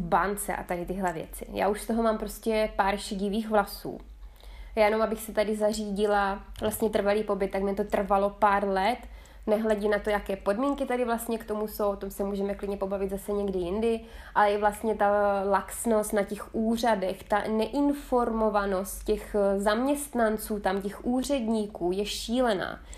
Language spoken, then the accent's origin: Czech; South Moravian Region, Czechia; moved away as an adult; also born or lived in Tuscany, Italy; now in Italy; já pocházím z Jižní Moravy